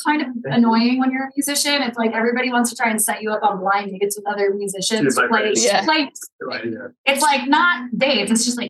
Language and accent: English; Maryland, United States; also born or lived in New York; now in Utah, United States; I grew up in Maryland, like kind of on the foothills of the Appalachian Mountains.